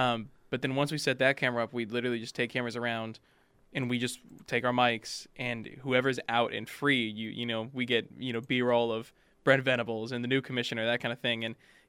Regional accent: Fort Worth, Texas, United States; I'm from Fort Worth.

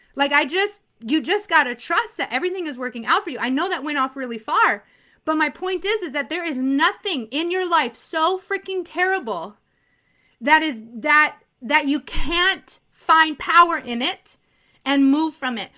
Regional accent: Arizona, United States; I'm from Arizona.

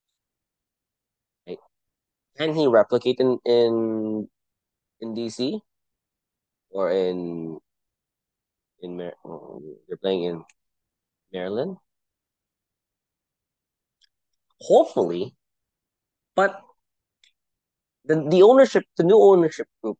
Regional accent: Philippines; first language Tagalog; English is a second language; now in United States; As a Filipino living in the United States

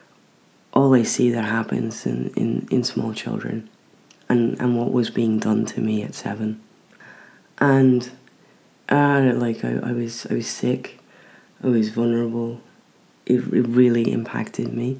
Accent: Ireland; moved away; I don't have a problem with being Irish

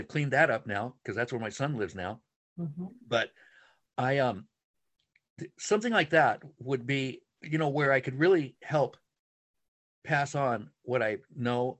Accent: San Francisco, Santa Monica, Laguna, California, United States; I was born in San Francisco and then Santa Monica and then, you know, Laguna for 50 some years now

